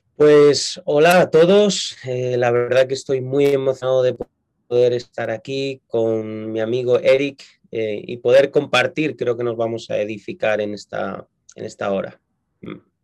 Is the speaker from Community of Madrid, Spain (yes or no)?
yes; Madrid, Community of Madrid, Spain; yo nací en Madrid, eh, es la capital de España